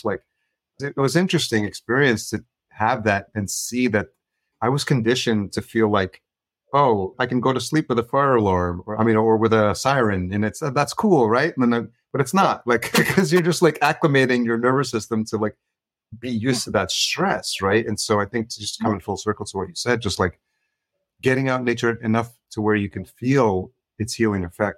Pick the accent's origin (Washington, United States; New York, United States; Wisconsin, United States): New York, United States; Yonkers; I grew up in Yonkers, just as a New York City.